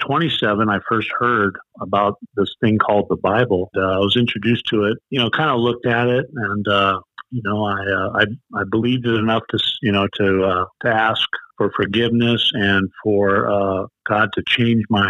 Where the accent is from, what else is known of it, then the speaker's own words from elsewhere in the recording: San Diego, California, United States; moved away as an adult; now in Ventura County, United States; I'm from San Diego, born and raised